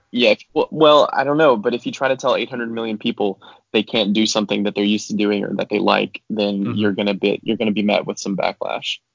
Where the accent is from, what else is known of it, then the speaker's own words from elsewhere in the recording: United States; our history as Americans, or in my history as an American